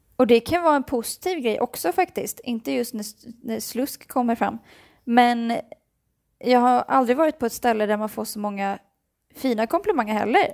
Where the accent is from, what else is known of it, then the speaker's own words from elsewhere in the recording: Sweden; moved away; kommer jag vara hemma i Sverige